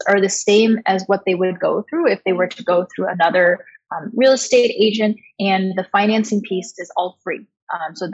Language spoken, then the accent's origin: English; Washington, United States; moved away; also born or lived in Beijing, China; When I was a kid growing up, I grew up in Washington State.